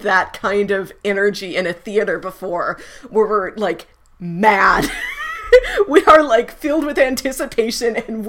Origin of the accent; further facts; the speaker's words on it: St. Louis, Missouri, United States; I'm from St. Louis.